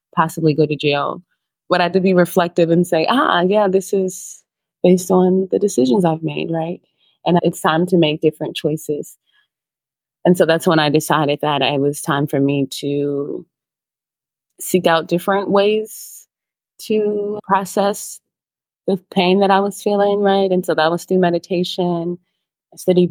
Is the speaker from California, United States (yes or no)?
yes; Los Angeles, California, United States; moved away as an adult; now in Santa Marta, Colombia; I'm from Los Angeles, California, South Central. I had a very interesting childhood